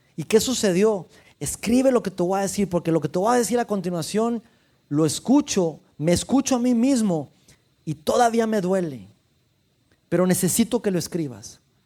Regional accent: Mexico; soy mexicano

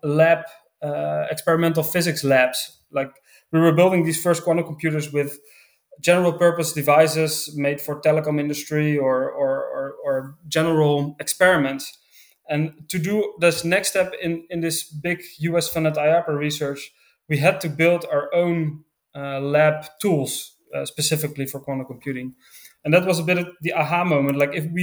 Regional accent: Netherlands; I grew up in the Netherlands

